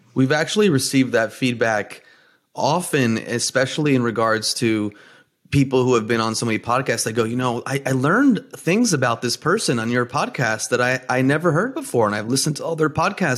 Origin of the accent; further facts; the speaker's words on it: New Jersey, United States; I'm first generation, uh, Greek American, born and raised in New Jersey